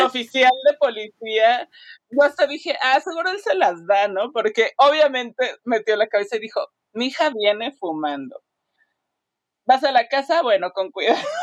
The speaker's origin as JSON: {"language": "Spanish", "country": "Mexico", "said": "como mexicana"}